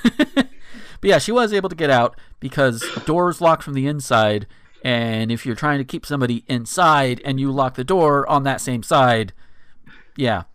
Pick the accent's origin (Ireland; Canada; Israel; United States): United States; Northwest Florida; I grew up in Northwest Florida, right on the border of Alabama and Georgia